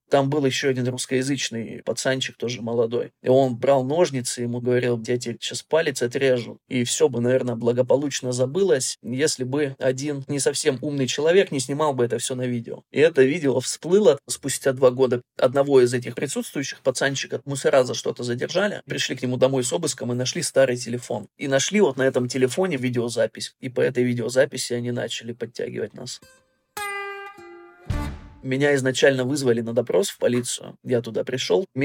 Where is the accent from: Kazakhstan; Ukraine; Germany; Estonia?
Germany; also born or lived in Urals, Russia; Я родился в России, на Урале